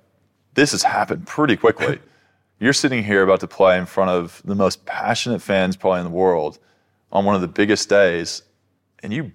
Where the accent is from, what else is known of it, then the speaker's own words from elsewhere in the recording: United States; now in Australia; I'm still American, but I'm half and half